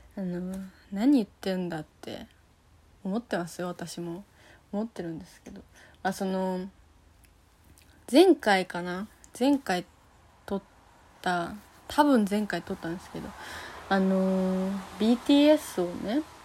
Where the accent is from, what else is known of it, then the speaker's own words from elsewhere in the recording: Fukuoka, Japan; now in Tokyo, Japan; 私はま福岡出身なのでね